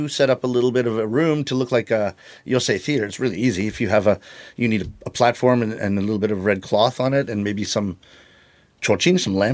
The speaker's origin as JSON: {"language": "English", "country": "Canada", "said": "It's interesting because you would think, even as a Canadian, oh. when I go to UK and a London comic is talking, like maybe one third of it, I don't know what's funny."}